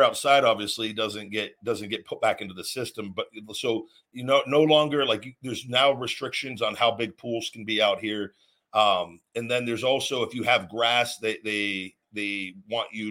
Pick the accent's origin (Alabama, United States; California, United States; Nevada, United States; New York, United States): Nevada, United States; Las Vegas; moved away as an adult; also born or lived in McDonough, Georgia / Louisville, Kentucky / Tampa, Florida; I was born and raised in Vegas